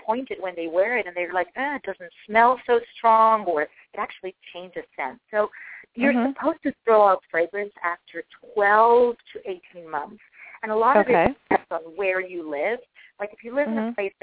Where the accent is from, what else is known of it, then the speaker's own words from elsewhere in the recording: Costa Rica; moved away; I'm originally from Costa Rica